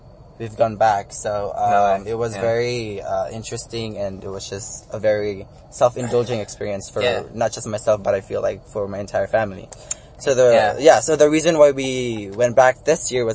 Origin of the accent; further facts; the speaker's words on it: Dumaguete, Negros Oriental, Philippines; now in United States; my main dialect is Visaya, since I'm originally from Dumaguete, which is like an hour away from Cebu